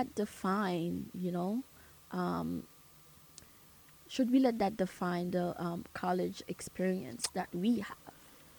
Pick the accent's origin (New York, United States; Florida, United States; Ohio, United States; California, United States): New York, United States; New York City; also born or lived in Caribbean; I'm from Brooklyn, and my school is in Brooklyn